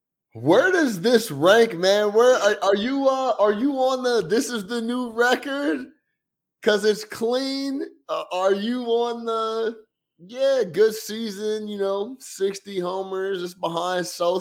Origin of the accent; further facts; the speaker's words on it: Chicago, Illinois, United States; I was from Chicago. I'm from Chicago